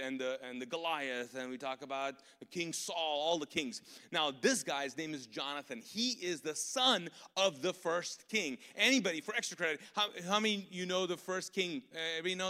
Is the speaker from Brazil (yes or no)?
no; Pakistan; now in Charlotte, United States; I'm a Pakistani ex-Muslim